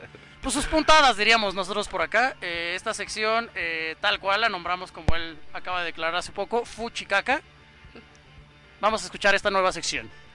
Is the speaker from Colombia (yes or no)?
no; Mexico; como mexicano